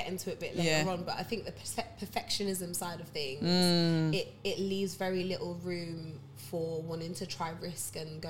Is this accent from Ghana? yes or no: yes; Ghana